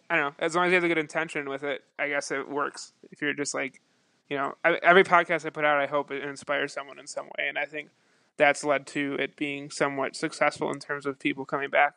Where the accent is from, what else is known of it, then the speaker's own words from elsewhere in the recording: Buffalo, New York, United States; I'm from Buffalo, New York, um, and I spent um, most of my or all of the beginning of my career in Buffalo.